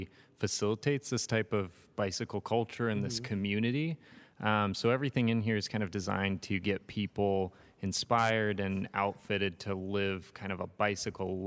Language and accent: English; Ukiah, California, United States; now in Los Angeles, United States; I grew up in Northern California